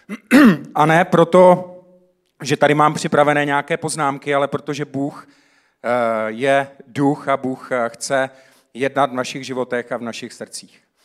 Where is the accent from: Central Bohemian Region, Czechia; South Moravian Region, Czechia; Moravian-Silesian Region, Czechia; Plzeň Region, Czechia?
South Moravian Region, Czechia; Já jsem vyrůstal na Jižní Moravě